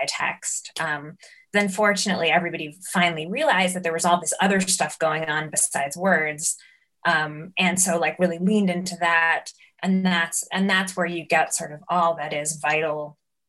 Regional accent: New York, United States; growing up in New York

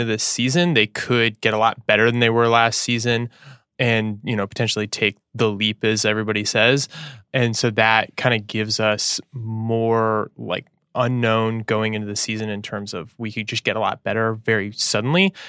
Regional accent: Sacramento, California, United States; I'm from Sacramento and I'm a Sacramento Kings fan

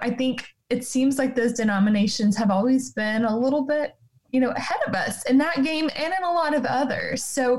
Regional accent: Clifton, Texas, United States; moved away; I could throw a rock across Highway 6 in Clifton, Texas, and hit a Presbyterian and a Methodist church who both, during my 18 years living in my hometown, had female pastors.

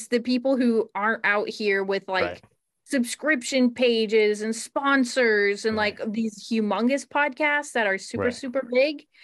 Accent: Ohio, United States; I'm from Ohio

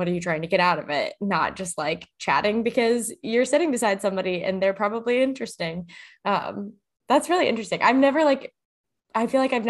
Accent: the South, United States; now in New York, United States; so I'm also from the South

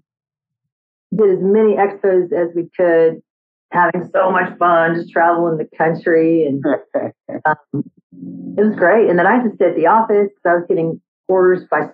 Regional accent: Austin, Texas, United States; also born or lived in New York City; I'm from Austin, but I grew up in downtown Austin, so I love that city vibe

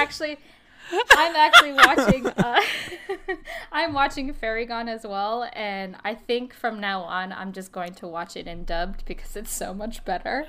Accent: New Jersey, United States; I'm from Jersey

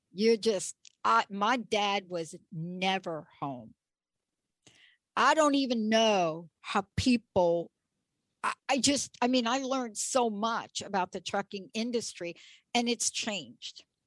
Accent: New York, United States; I grew up in New York

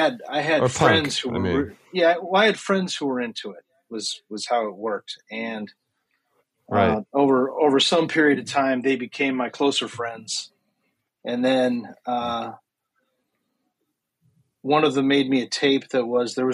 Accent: Rochester, New York, United States; moved away as an adult; also born or lived in Maryland; now in Brooklyn, United States; I'm from Rochester, New York originally

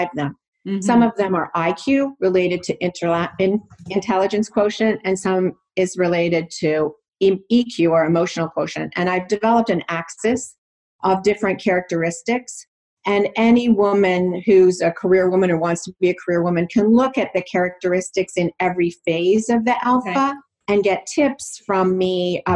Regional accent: Toronto, Ontario, Canada; now in New Jersey, United States; I was born and raised in Toronto, Canada, and now I live in New Jersey.

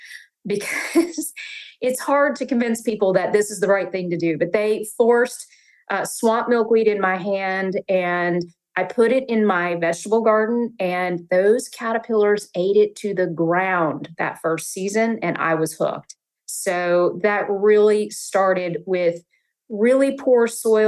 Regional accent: North Carolina, United States; now in Pennsylvania, United States; I'm a Southern gardener. I grew up in North Carolina, and I was one of 12 grandchildren.

